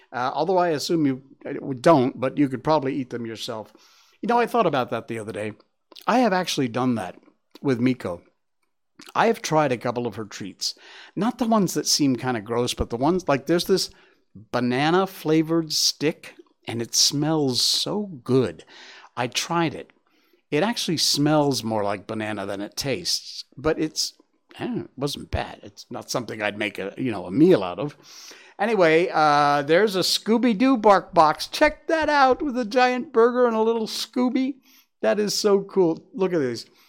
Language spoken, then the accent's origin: English; Cornwall, Connecticut, United States; my hometown in Cornwall, Connecticut.